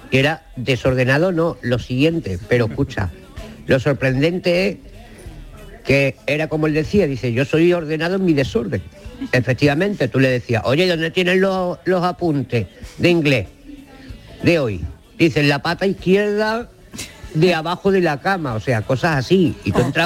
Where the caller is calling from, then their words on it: Córdoba, Andalusia, Spain; de Córdoba.